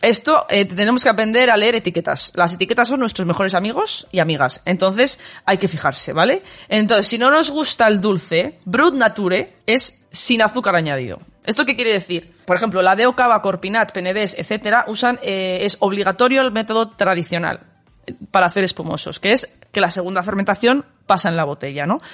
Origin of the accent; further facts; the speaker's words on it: Valladolid, Castile and León, Spain; yo, oye, de Valladolid